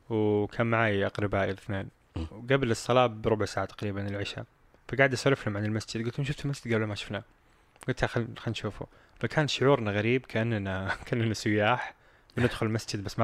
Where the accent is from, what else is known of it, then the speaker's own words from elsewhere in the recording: Saudi Arabia; كيف نظام الامامه عندنا في السعوديه؟